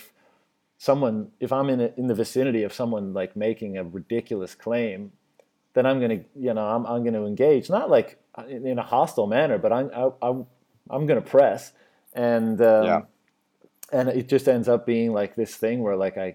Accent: Newfoundland and Labrador, Canada; moved away as an adult; also born or lived in Shanghai, China / Beijing, China; I'm from Newfoundland, Canada

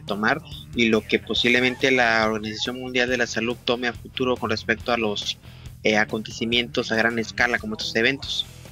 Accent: Mexico; como típico mexicano

